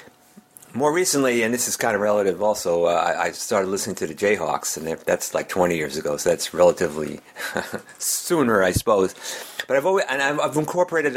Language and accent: English; Melrose, Massachusetts, United States; I'm a singer-songwriter from Melrose, Massachusetts, which is about 10 miles north of Boston.